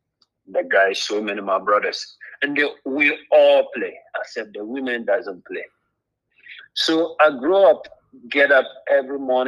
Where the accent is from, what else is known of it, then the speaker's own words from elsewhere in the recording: Tamale, Northern Region, Ghana; moved away; I was born in Tamale and raised there, grew up there